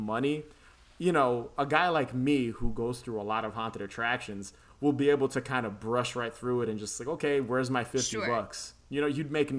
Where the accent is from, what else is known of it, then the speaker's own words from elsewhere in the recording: New York City, New York, United States; I grew up in the Bronx and Queens